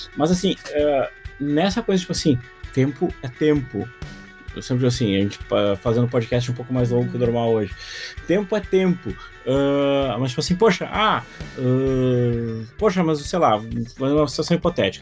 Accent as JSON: {"language": "Portuguese", "country": "Brazil", "said": "eu sou brasileiro"}